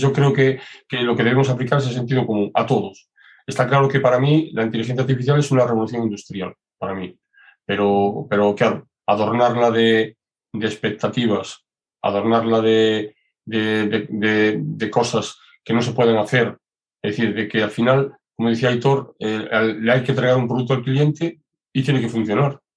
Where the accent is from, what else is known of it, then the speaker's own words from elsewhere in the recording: Galicia, Spain; yo soy muy gallego.